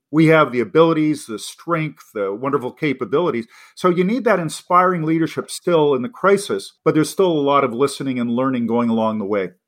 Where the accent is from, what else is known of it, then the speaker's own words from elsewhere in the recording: Canada; also born or lived in Los Angeles, United States / Boston, United States / Oxford, United Kingdom; as an English Canadian